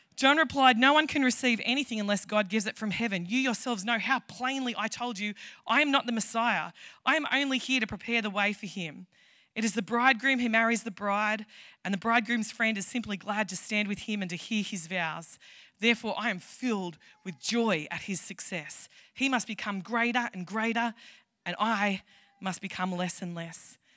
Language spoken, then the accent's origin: English; Tamworth, New South Wales, Australia; I am from Tamworth.